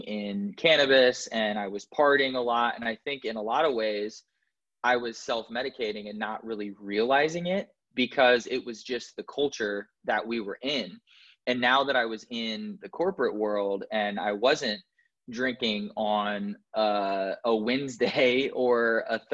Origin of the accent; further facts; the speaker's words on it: Indianapolis, Indiana, United States; moved away; I was born in Indianapolis, Indiana, and I didn't have a traumatic childhood